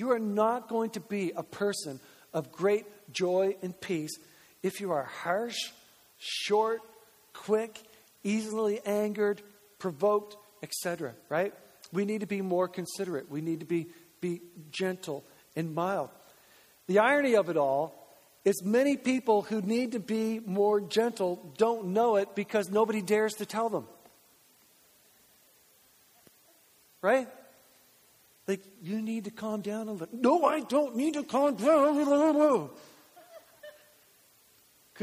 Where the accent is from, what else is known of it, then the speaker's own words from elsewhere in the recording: Grand Manan, New Brunswick, Canada; now in Moncton, Canada; I'm from Graham and Ann, and like, there's no need to lock your house on Graham and Ann because nobody can get off the island